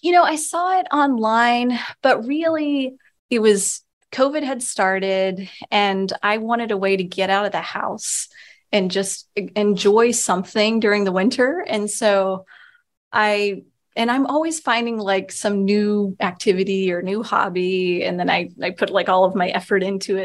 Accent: Texas, United States; also born or lived in Louisiana / Pennsylvania / New York / Virginia; now in Vermont, United States; I grew up in Texas, so I'm a long way from, from my original home

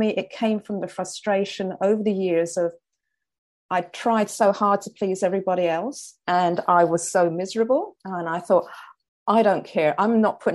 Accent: London, United Kingdom; moved away; I came from the Elephant and Castle, working class London

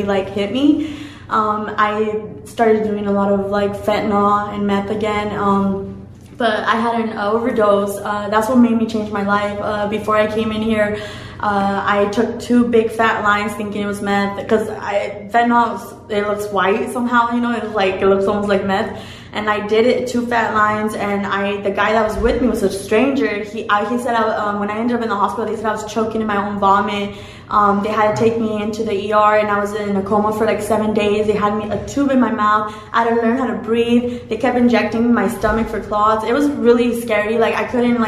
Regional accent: Orange County, California, United States; I'm from Orange County

